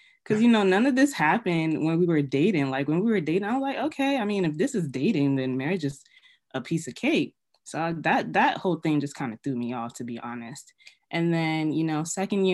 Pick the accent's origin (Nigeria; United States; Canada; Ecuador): Nigeria; I'm an African girl, I'm Nigerian